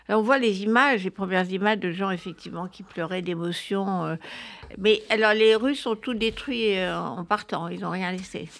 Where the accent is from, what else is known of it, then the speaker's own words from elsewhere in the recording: France; chez nous en France